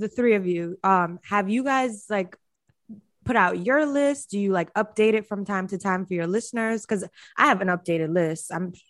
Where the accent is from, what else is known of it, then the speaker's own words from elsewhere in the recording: New York City, New York, United States; We're both from Flatbush, West Indian.